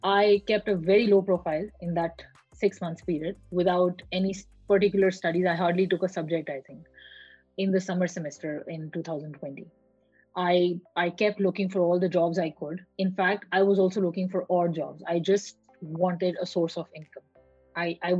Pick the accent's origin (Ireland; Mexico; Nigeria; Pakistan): Pakistan; moved away as an adult; also born or lived in Malaysia; I was born in Pakistan, I worked in Malaysia, and now I'm here talking to you.